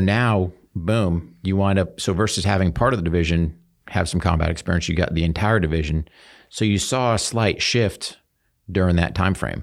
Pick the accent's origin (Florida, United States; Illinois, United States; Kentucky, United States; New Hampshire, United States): New Hampshire, United States; I grew up in New Hampshire